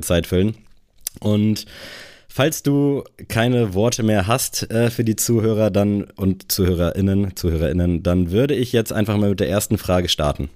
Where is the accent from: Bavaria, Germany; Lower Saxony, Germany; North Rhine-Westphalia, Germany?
Lower Saxony, Germany; Buxtehude; moved away as an adult; also born or lived in Kiel; diese Base in Buxtehude